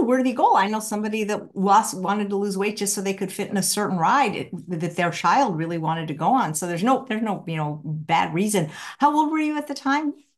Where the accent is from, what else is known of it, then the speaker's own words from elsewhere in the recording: Midwest, United States; I'm from the Midwest